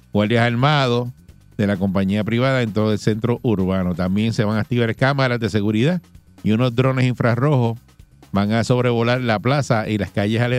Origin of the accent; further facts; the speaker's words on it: Juana Díaz, Puerto Rico; Ese es mi pueblo también, sí.